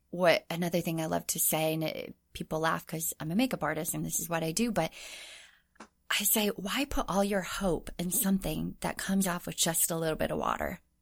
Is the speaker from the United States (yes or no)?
yes; Orange County, California, United States; moved away as an adult; also born or lived in Anaheim, California / Tokyo, Japan / Hawaii; I grew up in Orange County